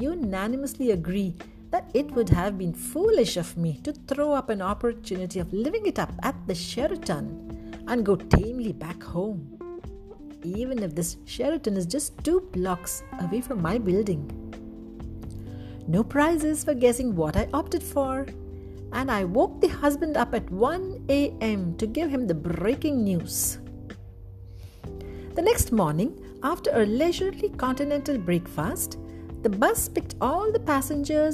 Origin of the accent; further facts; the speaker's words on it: Udupi, Karnataka, India; moved away; also born or lived in Abu Dhabi; I flew into my hometown Udupi recently and flew out 3 weeks later